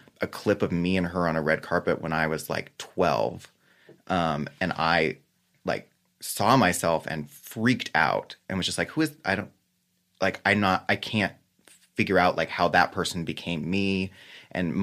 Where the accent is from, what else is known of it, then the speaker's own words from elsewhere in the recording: Los Angeles, California, United States; I grew up in West